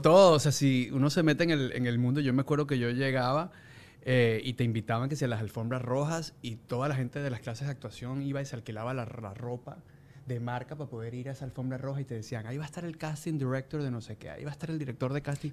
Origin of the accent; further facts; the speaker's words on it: Venezuela; los venezolanos tenemos un como un humor bien bien particular